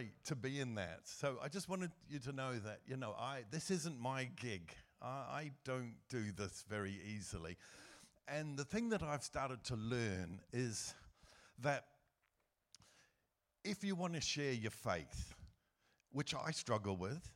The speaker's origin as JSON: {"language": "English", "country": "New Zealand", "tie": "born or raised there", "also_born_or_lived": "Asia", "moved": "as an adult", "lives_now": "United Kingdom", "said": "I was raised in New Zealand"}